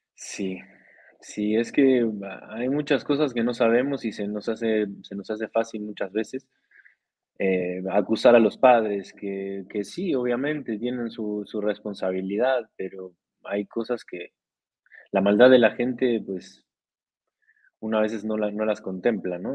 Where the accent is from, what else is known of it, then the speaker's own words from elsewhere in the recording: Costa Rica; de Costa Rica soy, tico tica